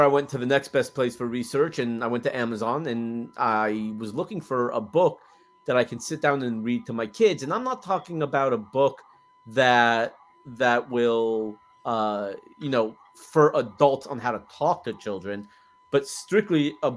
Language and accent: English; Los Angeles, California, United States; moved away as an adult; now in Texas, United States; I'm from Los Angeles originally. Been in Texas for, 7.5 years now